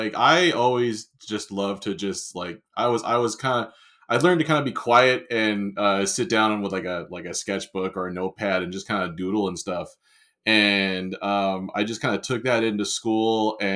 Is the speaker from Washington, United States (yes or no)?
no; San Diego, California, United States; also born or lived in Long Island, New York; I was born in Long Island, New York. But my parents quickly moved out to San Diego.